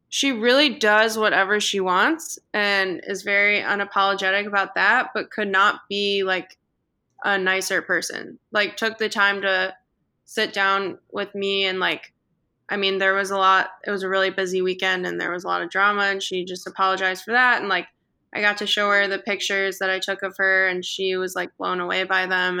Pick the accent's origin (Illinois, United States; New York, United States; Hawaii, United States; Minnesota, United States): Illinois, United States; Chicago; I grew up watching the Bulls because I'm from Chicago